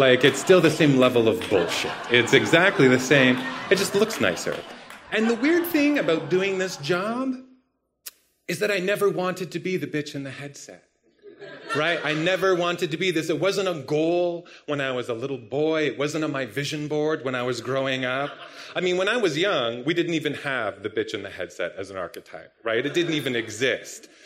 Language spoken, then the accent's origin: English; Palgrave, Ontario, Canada; also born or lived in Toronto / Bolton; I was born in Toronto and right. moved to Palgrave when I was in grade four.